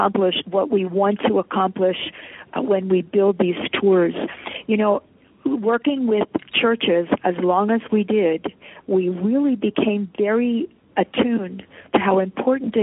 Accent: Poland; now in Philadelphia, United States; I was born in Poland after the war ended.

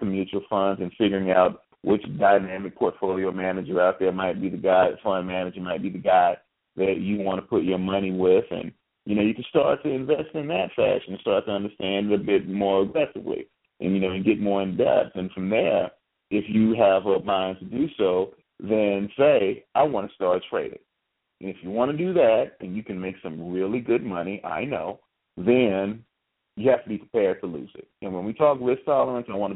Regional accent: United States; we're black and we're American

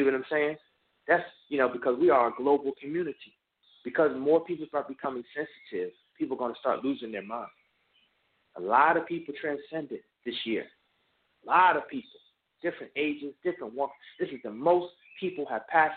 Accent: New Brunswick, New Jersey, United States; when I was younger from New Brunswick, New Jersey

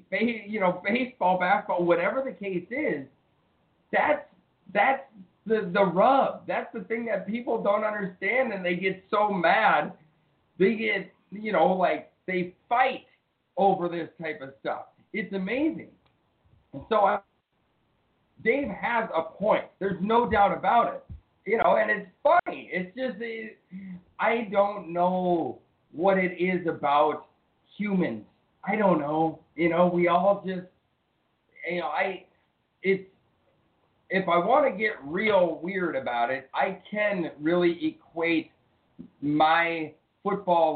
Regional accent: Minnesota, United States; I'm from Minnesota, why am I so prideful to be from Minnesota

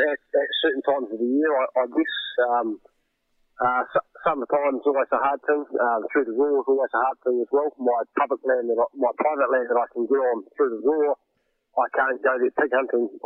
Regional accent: Wairarapa, Wellington, New Zealand; I grew up and was born and raised in the Wairarapa

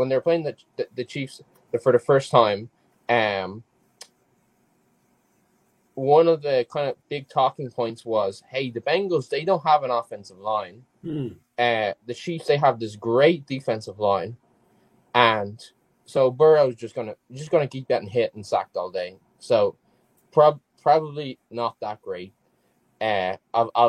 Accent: Ireland; I played football, soccer when I was younger in Ireland, which is obviously where I'm from

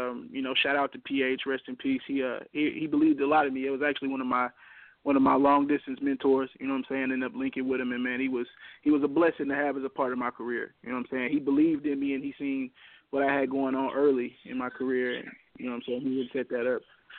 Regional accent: Atlanta, Georgia, United States; I'm from Atlanta.

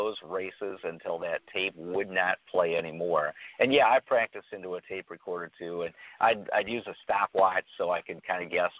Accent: Michigan, United States; I grew up in Michigan, and my father and grandfather raced standardbreds as a hobby

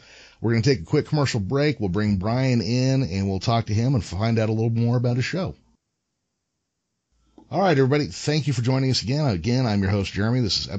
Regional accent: California, United States; growing up in California

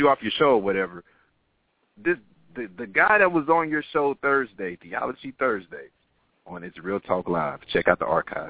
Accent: Dallas, Texas, United States; I'm trying to say I'm from Dallas, Texas. I've never been in Jamaica

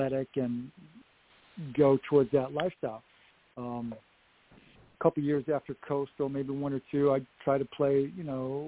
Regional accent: Upstate New York, United States; moved away as an adult; also born or lived in South Carolina / Massachusetts; Upstate New York is not the greatest year-round tennis weather.

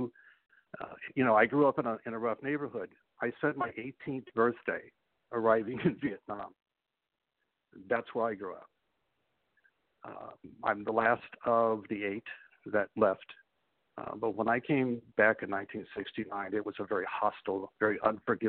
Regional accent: Chicago, Illinois, United States; I grew up in Chicago

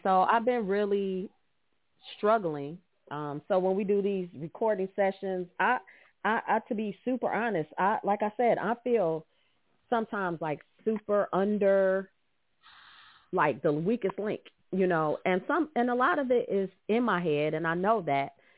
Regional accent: Detroit, Michigan, United States; I grew up in Detroit

